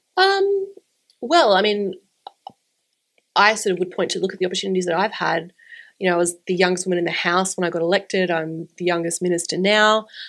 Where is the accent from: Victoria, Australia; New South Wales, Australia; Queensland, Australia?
Queensland, Australia; Brisbane; my hometown